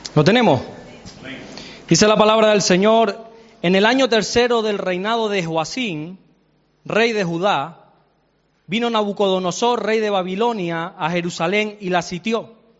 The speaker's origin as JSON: {"language": "Spanish", "town": "Santa Cruz de Tenerife", "region": "Canary Islands", "country": "Spain", "tie": "born or raised there", "also_born_or_lived": "Salamanca", "said": "yo soy salmantino, aunque me crié desde los tres años aquí, para, yo soy chicharrero, pero nací en Salamanca"}